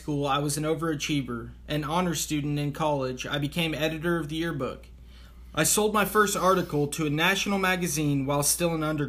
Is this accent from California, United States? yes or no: no; Kansas, United States; I was raised in Kansas, the only child of loving parents who just drank socially. We moved frequently. In fact, I changed schools every year until high school.